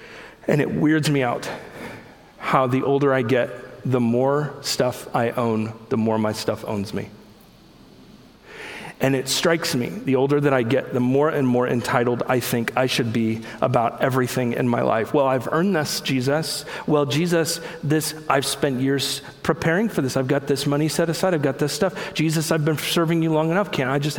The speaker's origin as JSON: {"language": "English", "country": "United States", "said": "I'm an American Christian"}